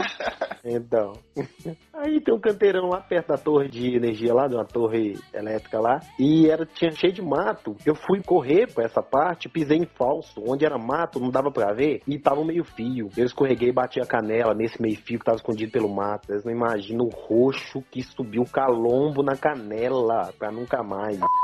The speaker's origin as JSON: {"language": "Portuguese", "town": "Diamantina", "region": "Minas Gerais", "country": "Brazil", "tie": "born or raised there", "lives_now": "Sete Lagoas, Brazil", "said": "a minha infância em Diamantina não foi das melhores, não"}